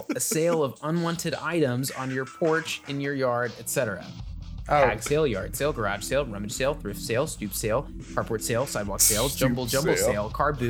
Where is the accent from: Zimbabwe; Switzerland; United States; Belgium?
United States; California; We're from California.